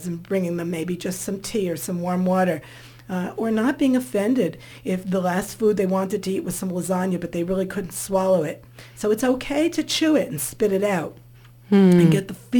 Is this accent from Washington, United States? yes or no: no; New Jersey, United States; I come from New Jersey where we had a lot of Italians and Jewish families